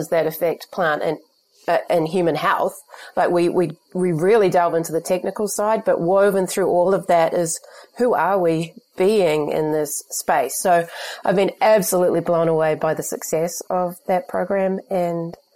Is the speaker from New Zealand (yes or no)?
yes; New Zealand; But I think as well as a New Zealander, we're very connected to the rural community more than many other societies.